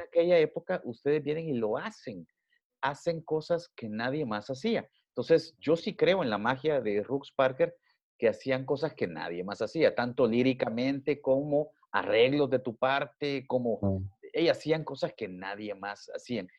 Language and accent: Spanish; El Salvador